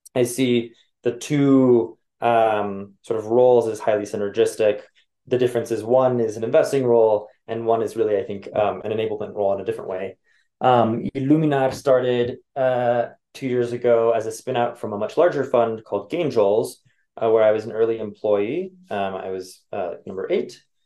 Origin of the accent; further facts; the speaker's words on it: Los Angeles, California, United States; moved away; also born or lived in Chicago / New York; born and raised